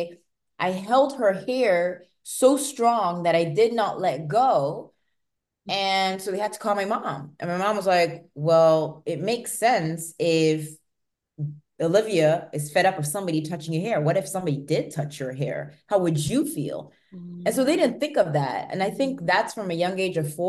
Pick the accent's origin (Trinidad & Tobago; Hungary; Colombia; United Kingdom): United Kingdom; moved away; also born or lived in France; being born in a country, but having living in another one, and you're always in two different worlds where I am British